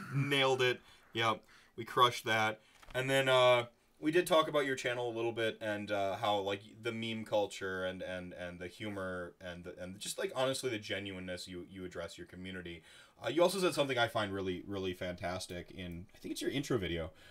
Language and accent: English; Wisconsin, United States; growing up in Wisconsin